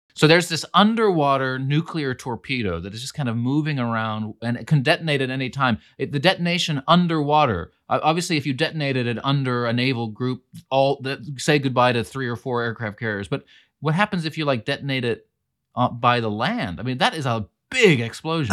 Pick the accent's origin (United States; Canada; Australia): United States; California; also born or lived in northern Greece; I'm also from California, an American